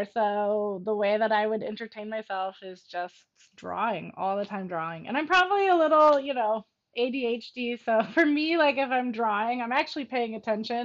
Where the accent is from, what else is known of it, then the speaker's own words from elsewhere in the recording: Oakland, California, United States; also born or lived in San Francisco; I grew up in Oakland and I literally ran away to be in the circus at 16